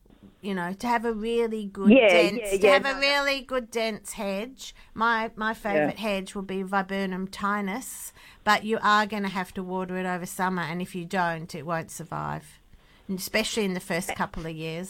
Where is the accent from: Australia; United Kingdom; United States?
Australia; Hamilton Hill, Western Australia; I grew up in Hamilton Hill. So I love the area.